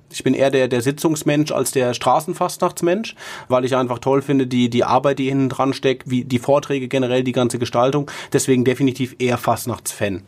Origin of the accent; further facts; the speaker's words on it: Mainz, Rhineland-Palatinate, Germany; als Mainzer